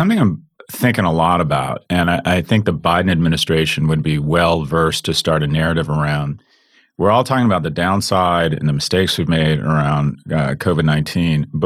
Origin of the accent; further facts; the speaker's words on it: Los Angeles, California, United States; I grew up in Los Angeles